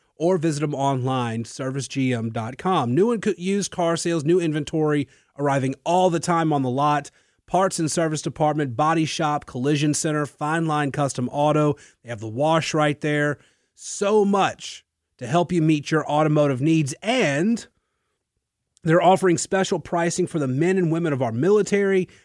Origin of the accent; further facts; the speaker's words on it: Natchitoches, Louisiana, United States; now in Lafayette, United States; I'm from Natchitoches